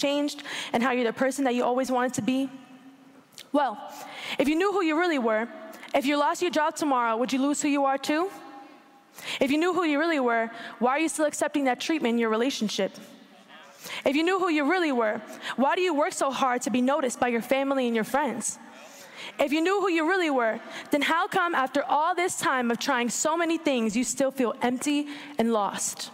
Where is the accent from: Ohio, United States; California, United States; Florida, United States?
Florida, United States; Orlando; I was born and raised in Orlando, Florida